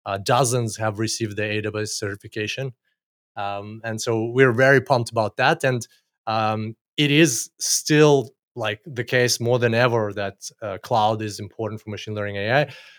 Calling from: Gold Coast, Queensland, Australia; Australia, Gold Coast, as usual for me these days.

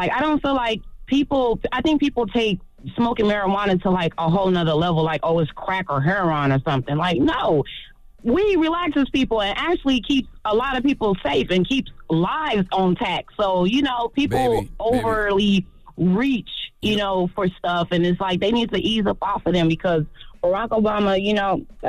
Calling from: St. Louis, Missouri, United States; I'm calling from St. Louis.

